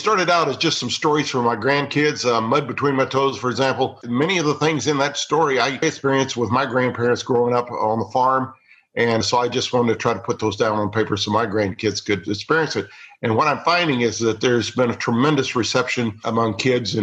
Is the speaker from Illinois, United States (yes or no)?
no; Missouri, United States; I grew up in Missouri